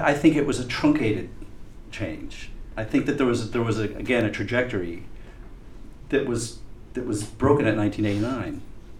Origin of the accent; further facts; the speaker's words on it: United States; now in Beijing, China; as an American